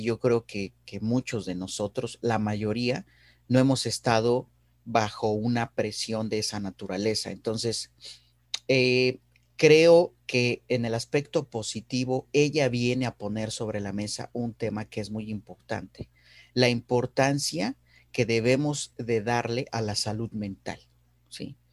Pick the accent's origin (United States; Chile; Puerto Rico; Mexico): Mexico; me siento muy orgulloso de ser mexicano y, también de haber nacido en un país con, con una diversidad cultural como el nuestro